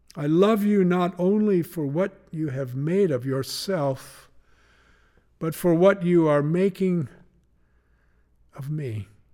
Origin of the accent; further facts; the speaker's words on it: Spokane, Washington, United States; Growing up in Spokane